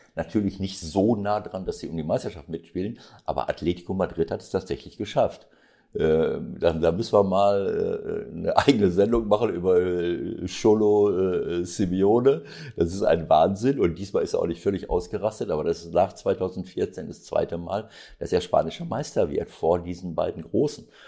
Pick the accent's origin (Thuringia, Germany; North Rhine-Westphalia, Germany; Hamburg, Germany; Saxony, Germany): North Rhine-Westphalia, Germany; Bielefeld region; weil es eben meine Heimatregion ist, weil Arminia Bielefeld mein erster Club war